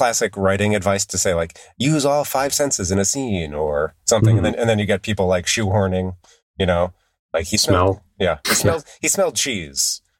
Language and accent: English; United Kingdom; Maybe it's a problem of being British, of taking place in Britain.